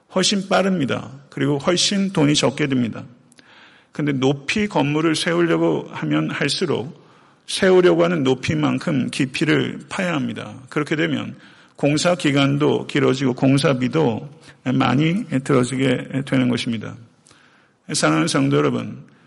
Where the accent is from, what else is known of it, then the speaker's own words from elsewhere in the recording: Chungcheong, South Korea; now in Atlanta, United States; 제가 원래 고향이 충청도인데요